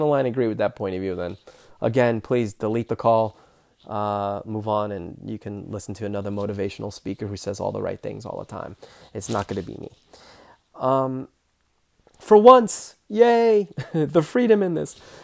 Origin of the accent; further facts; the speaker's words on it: New York, United States; I was born in New York, Queens, New York